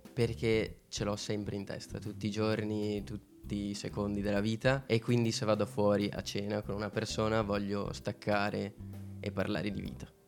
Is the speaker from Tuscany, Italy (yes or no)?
no; Padua, Veneto, Italy; vengo da Padova, Veneto questo si sente sicuramente